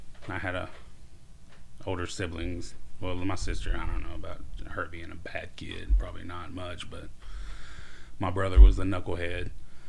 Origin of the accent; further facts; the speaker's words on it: Oklahoma City, Oklahoma, United States; also born or lived in Fort Worth, Texas; So I'm Oklahoma.